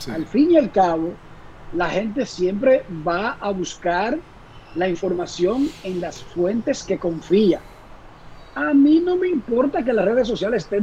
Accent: Dominican Republic; estaba el componente personal de yo ser dominicano.

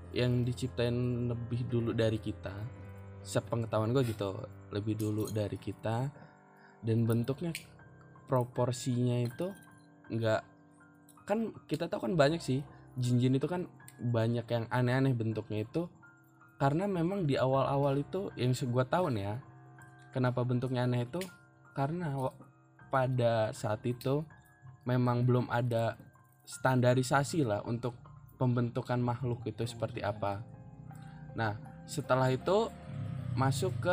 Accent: Lampung, Indonesia; karena di sini gue orang Lampung jadi nyebutnya kita orang tentang jin

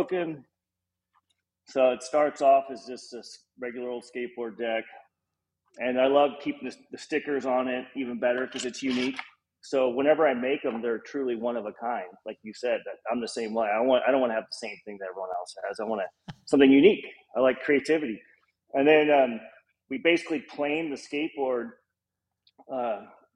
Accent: Los Angeles, California, United States; also born or lived in Hollywood; I grew up in Los Angeles, close to Venice Beach

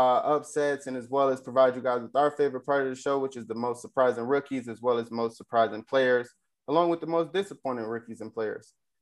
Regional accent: Flint, Michigan, United States; moved away as an adult; now in Las Vegas, United States; Of course, I'm originally from Flint, Michigan as well. As of the last couple of years, living in Las Vegas.

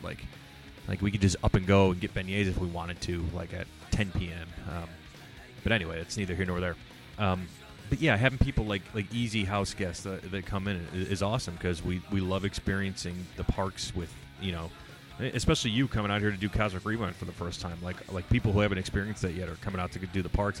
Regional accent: Chicago, Illinois, United States; moved away; my hometown city

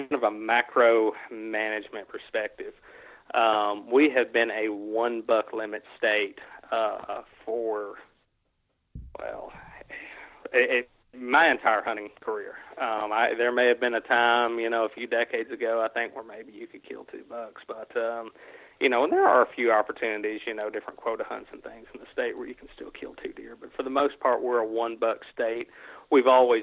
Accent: Caldwell County, Kentucky, United States; also born or lived in Calloway County, Kentucky; the farm that I grew up hunting in Caldwell County, Kentucky

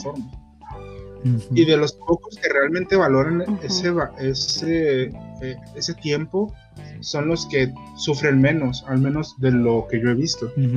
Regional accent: Mexico; acá en México

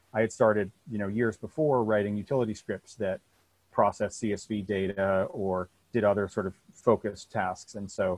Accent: Vermont, United States; I grew up in Vermont on a dirt road, you know, miles from town

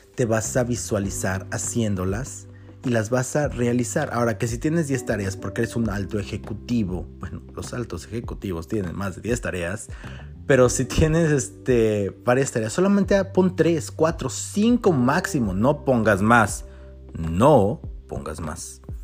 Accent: Mexico; como mexicanos

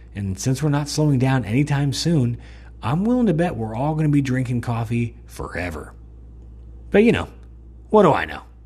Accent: United States; I realized how spoiled I am as an American

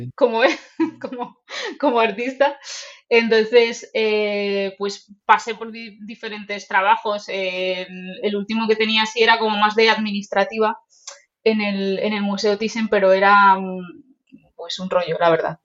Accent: Toledo, Castilla-La Mancha, Spain; also born or lived in Japan; venir vengo de Toledo.

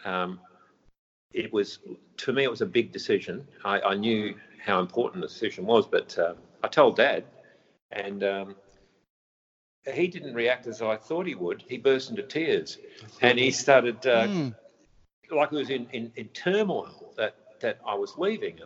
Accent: Mullewa, Western Australia, Australia; moved away as an adult; also born or lived in Geraldton, Western Australia / Perth, Australia; now in Palmerston, Australia; I started out as a farmer in Midwest WA.

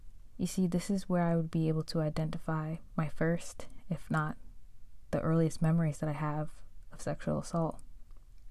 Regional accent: Long Island, New York, United States; also born or lived in Manhattan, New York / Brooklyn, New York; I was born in Manhattan, raised in Brooklyn till I was about 8, and spent the rest of my years growing up in the suburbs on Long Island

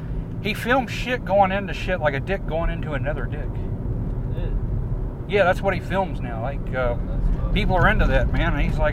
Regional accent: Jamaica; I don't mean to be mean to him, man, but I'm Jamaican, man. We turn our sugar into liquor.

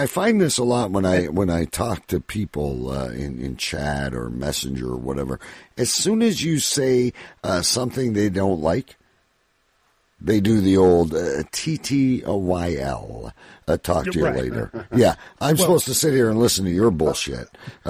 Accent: Canada; as a Canadian

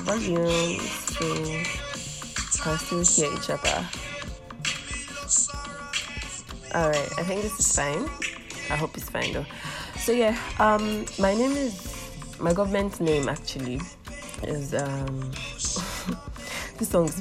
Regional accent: Ilorin, Kwara, Nigeria; I'm from Kwara State. I'm from Ilorin precisely

